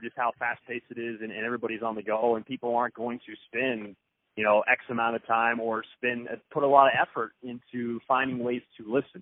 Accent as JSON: {"language": "English", "town": "Kansas City", "region": "Missouri", "country": "United States", "tie": "born or raised there", "also_born_or_lived": "Lawrence, Kansas", "moved": "as an adult", "lives_now": "Boise, United States", "said": "I'm from Kansas City, grew up in Kansas City, and up until moving out here to Boise, I mean, that's where I've lived my entire life prior"}